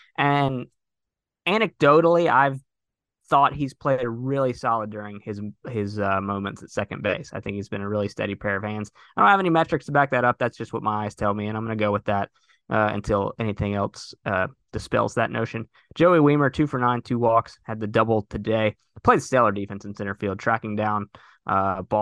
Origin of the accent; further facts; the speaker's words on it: North Carolina, United States; he went to a school in my home state